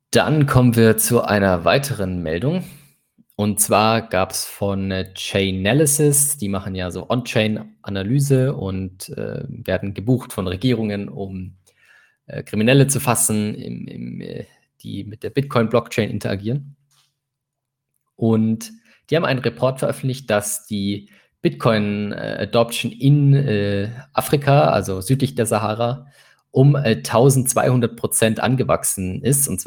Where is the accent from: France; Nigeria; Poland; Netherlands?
Nigeria; German is a second language; ich glaube, als Nigerianer hat man immer das Problem, dass es halt diese Nigerian Print Scams gibt